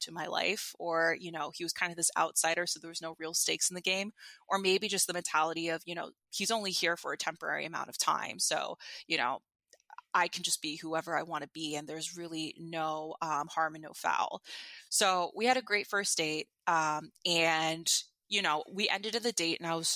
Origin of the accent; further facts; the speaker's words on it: New York City, New York, United States; as a New Yorker